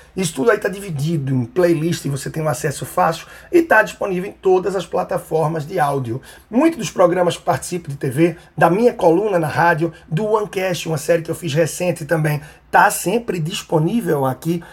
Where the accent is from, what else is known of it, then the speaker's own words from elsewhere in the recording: Recife, Pernambuco, Brazil; Recife, minha terra natal, onde eu estou aqui.